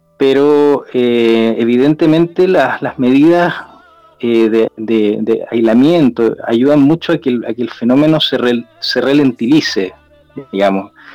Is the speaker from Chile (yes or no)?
yes; Chile; en mi país, en Chile